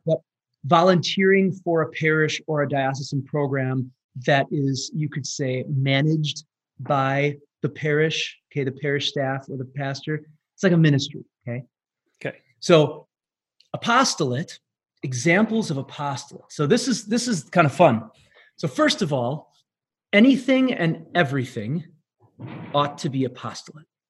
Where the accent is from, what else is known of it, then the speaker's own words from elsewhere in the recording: Manitowoc, Wisconsin, United States; I was born and raised in Manitowoc, Wisconsin, little little town in the uh, kind of northeast Wisconsin